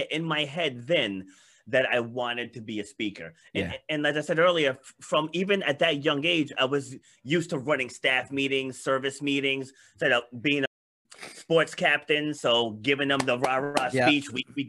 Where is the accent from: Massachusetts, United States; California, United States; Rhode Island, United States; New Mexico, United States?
Rhode Island, United States; also born or lived in Queens, New York; I was born in Queens, New York, but my parents moved us up here when I was little. Because, you know, my dad didn't want to raise seven of us in the inner city. So he moved us up here to Rhode Island, rural area